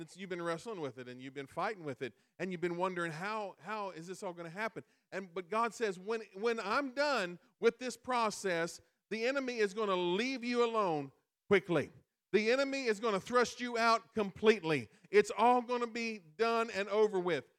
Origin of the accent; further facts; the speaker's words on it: Illinois, United States; We live in we live in Illinois, and every every time you say I'm from I'm from Illinois